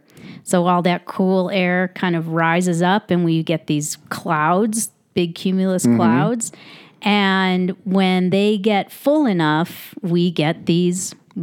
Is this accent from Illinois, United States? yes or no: yes; Chicago, Illinois, United States; now in Mono County, United States; growing up in Chicago